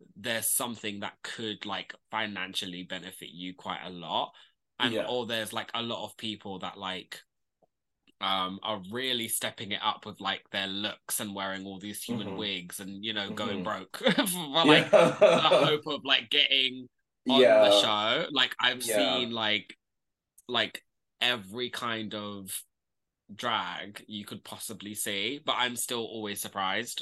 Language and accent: English; London, United Kingdom; I am from North London